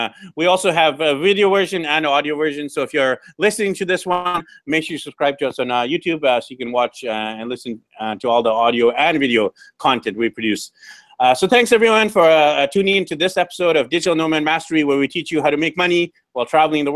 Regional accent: Canada; now in South America; I'm actually from Canada

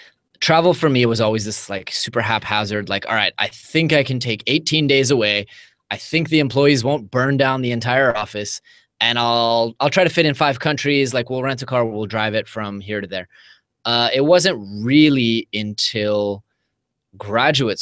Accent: Bay Area, California, United States; moved away as an adult; now in Tel Aviv, Israel; my hometown, you know, in the Bay Area

